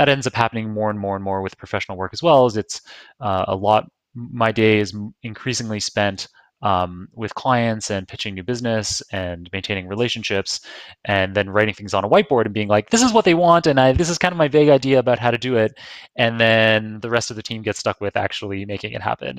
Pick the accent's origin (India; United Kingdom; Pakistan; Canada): Canada; Toronto, Ontario; now in New York, United States; I live in New York, but I'm from Toronto